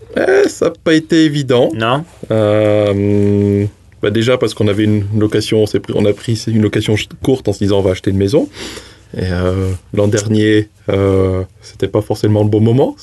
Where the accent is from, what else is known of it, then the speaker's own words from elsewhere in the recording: Haute-Loire, Auvergne-Rhône-Alpes, France; moved away as an adult; now in New Zealand; J'ai grandi, en plus, je viens de Haute-Loire.